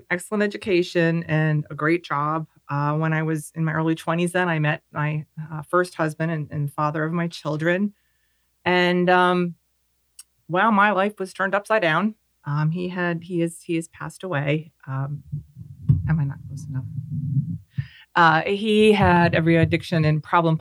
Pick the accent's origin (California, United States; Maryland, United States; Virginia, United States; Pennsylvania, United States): Pennsylvania, United States; now in Clermont, United States; I am from Pennsylvania. I was raised in a family with 4 children.